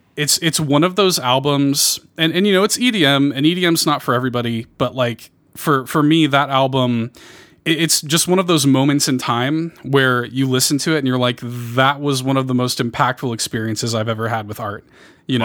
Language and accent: English; Chicago, Illinois, United States; I grew up in Chicago